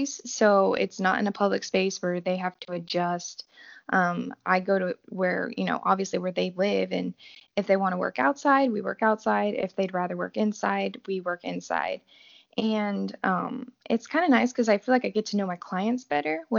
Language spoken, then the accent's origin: English; New Braunfels, Texas, United States; I am from New Braunfels, Texas